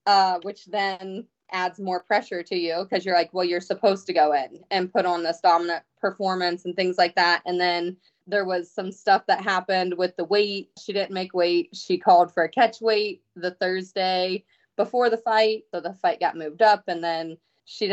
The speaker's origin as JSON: {"language": "English", "region": "Ohio", "country": "United States", "tie": "born or raised there", "said": "my hometown"}